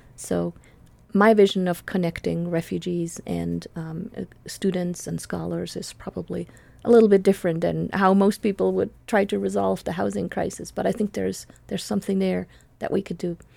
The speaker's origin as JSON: {"language": "English", "region": "Buenos Aires", "country": "Argentina", "tie": "born or raised there", "also_born_or_lived": "Switzerland", "second_language": "English", "moved": "as an adult", "lives_now": "United States", "said": "I was born in Buenos Aires, Argentina. Um, my parents were Swiss, and so I grew up in sort of dual worlds, and I came to the United States when I was nineteen to learn English"}